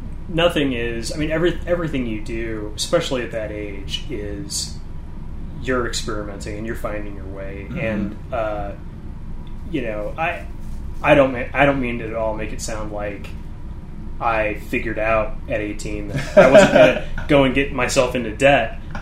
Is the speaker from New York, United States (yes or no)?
no; St. Louis, Missouri, United States; But I came from St. Louis, and St. Louis is so anti-art and so anti-community and so anti-trying things with each other